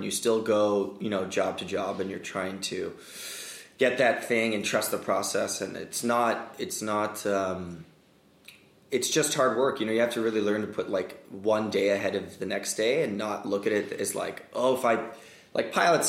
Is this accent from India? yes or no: no; Hong Kong; moved away; Asian, and, you know, I grew up in Hong Kong and everyone spoke English